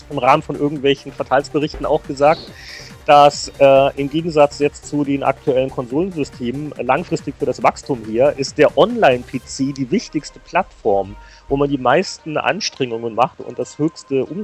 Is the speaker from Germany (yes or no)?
yes; Frankfurt, Hesse, Germany; Ah, ja, ich bin, ich bin, ich bin Frankfurter.